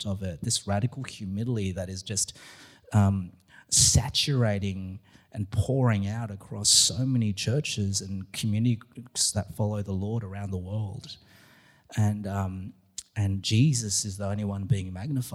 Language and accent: English; Australia; being an Aussie in America